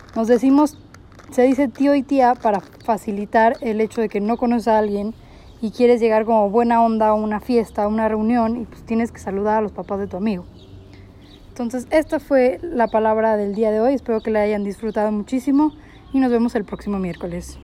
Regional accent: Monterrey, Nuevo León, Mexico; yo siendo regia

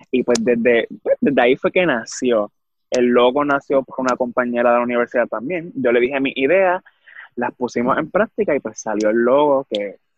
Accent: Manatí, Puerto Rico

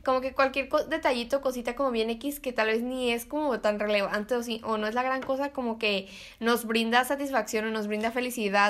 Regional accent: Mexico; somos mexicanos

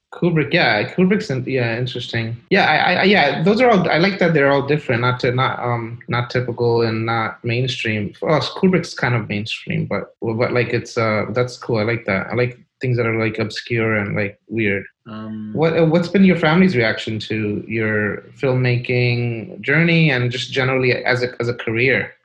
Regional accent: New York City, New York, United States; I grew up in Brooklyn, New York, in Kensington.

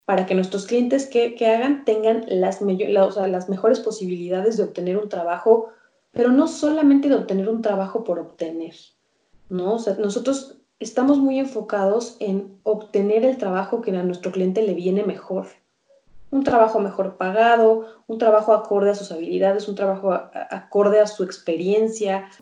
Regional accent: Mexico; nace Candidat, que que es ahora mi empresa, y, es así como me convierto yo en career coach en, México

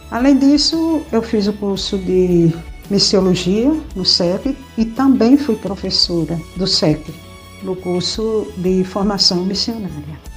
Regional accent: Pernambuco, Brazil; é a minha terra, é o meu Pernambuco

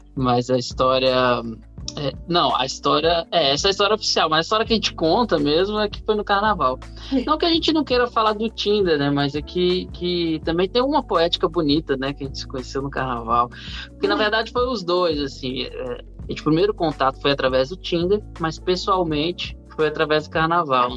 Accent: Brasília, Federal District, Brazil; moved away as an adult; also born or lived in Rio de Janeiro; eu fui para o Rio, sou de Brasília, eu fui para o Rio com 18 anos

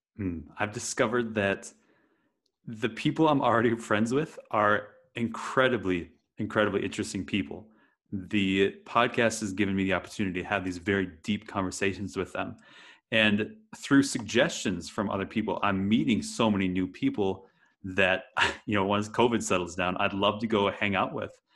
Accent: Wisconsin, United States; moved away; I grew up in Wisconsin in the US

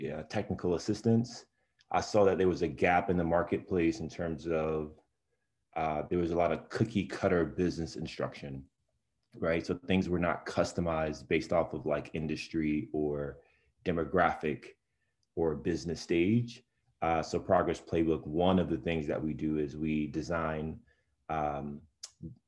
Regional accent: New York City, New York, United States; I was born and raised in Brownsville, Brooklyn

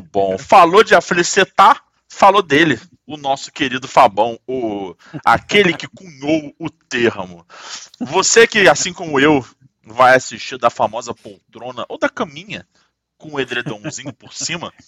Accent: Rio de Janeiro, Brazil; eu tô aqui falando como um bom carioca

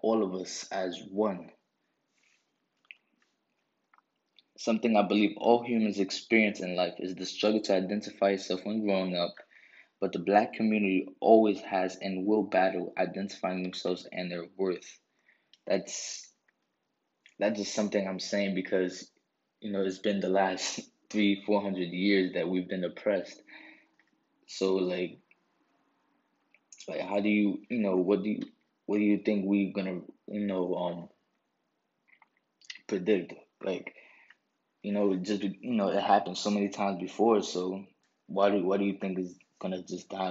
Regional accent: New York City, New York, United States; I'm a kid from New York. I grew up in the Bronx

